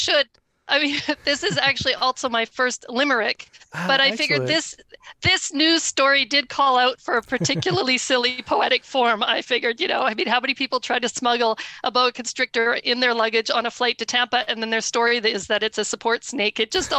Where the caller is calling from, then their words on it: Ottawa, Ontario, Canada; I'm calling from Canada. I live in Ottawa, the national capital.